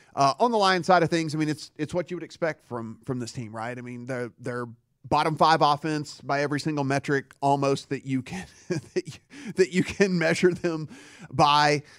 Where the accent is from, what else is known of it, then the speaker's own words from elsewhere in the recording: Louisiana, United States; I grew up in Louisiana. There was no hockey